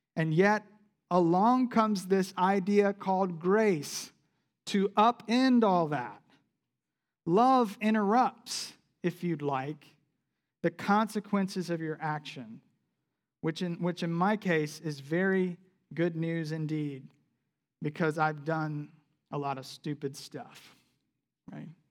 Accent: South Carolina, United States; moved away; I grew up in South Carolina.

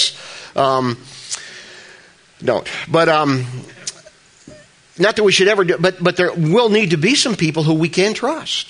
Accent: New Jersey, United States; I'm from New Jersey

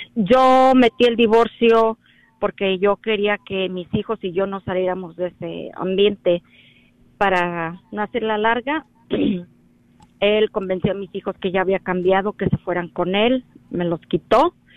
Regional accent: Mexico; moved away; Yo soy mexicana

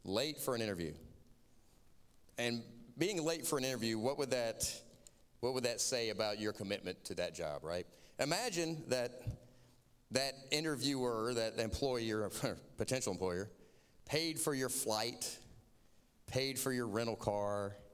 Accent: Florida, United States; accent: southern; I'm from Florida. I have a non-regional dialect.

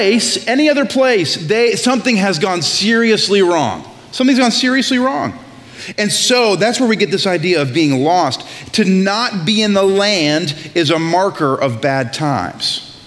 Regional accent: Maine, United States; But I grew up in Maine, so that's gotta count for something, right?

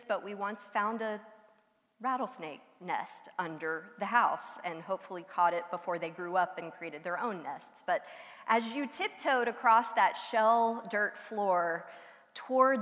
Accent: outside the Houston area, Texas Gulf Coast, United States; I grew up outside the Houston area, but close enough to the coast to just drive down to the beach for a weekend

